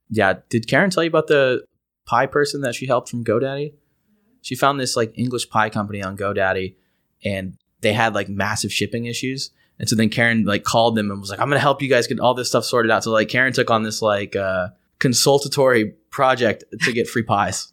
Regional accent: United States; I'm the American

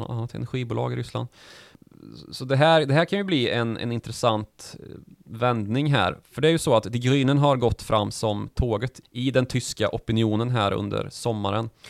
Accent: Sweden; vi svenskar

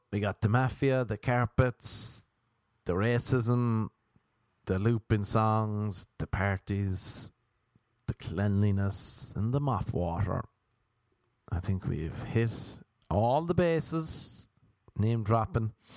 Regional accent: Cork, Munster, Ireland; moved away as an adult; now in United States; I came from Ireland

